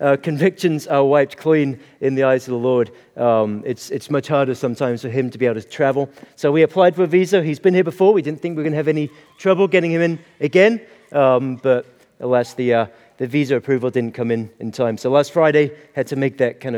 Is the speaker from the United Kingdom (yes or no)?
yes; Aberdeen, Scotland, United Kingdom; moved away as an adult; also born or lived in Stavanger, Norway; now in Kentucky, United States; So grew up in Aberdeen, Scotland. But born in Norway, Stavanger, Norway